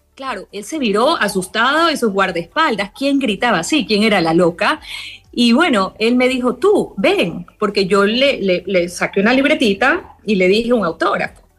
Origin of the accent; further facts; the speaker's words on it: Ecuador; moved away as an adult; now in Thailand; yo como buena ecuatoriana pues tuve todas las tradiciones